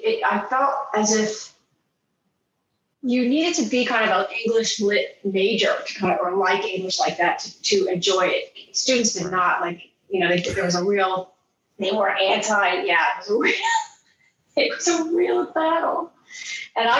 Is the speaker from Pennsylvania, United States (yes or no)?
yes; area of WSSC, Pennsylvania, United States; moved away as an adult; also born or lived in Poconos, Pennsylvania / Cook Islands; now in New Zealand; I grew up, I actually went to WSSC